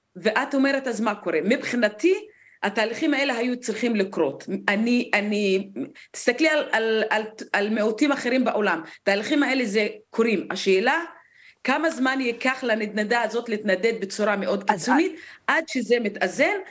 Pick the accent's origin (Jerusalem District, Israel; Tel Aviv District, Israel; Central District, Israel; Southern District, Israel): Southern District, Israel; Negev; כמישהי שנולדה למשפחה בדואית בנגב